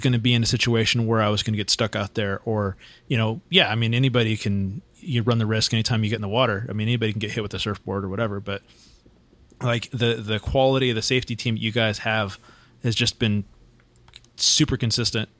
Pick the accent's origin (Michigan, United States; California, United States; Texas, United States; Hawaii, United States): California, United States; Santa Cruz; also born or lived in Huntington Beach; now in San Diego area, United States; I grew up in Santa Cruz